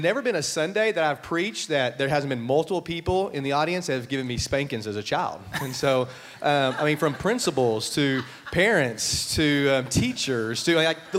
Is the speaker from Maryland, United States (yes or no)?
no; Brady, Texas, United States; also born or lived in Lubbock, Texas; I got to go back to my hometown.